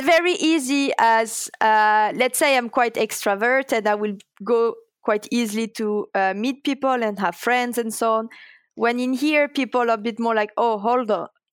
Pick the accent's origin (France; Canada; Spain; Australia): France; English is a second language; moved away as an adult; also born or lived in Toulouse; now in Linköping, Sweden; I am coming from France first